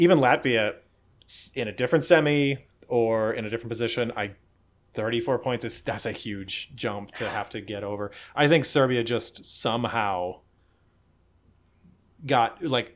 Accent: United States; I'm an American

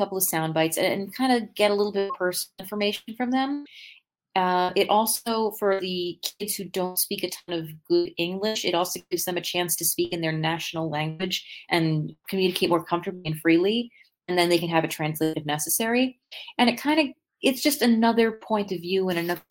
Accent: Minneapolis, Minnesota, United States; I'm from Minneapolis

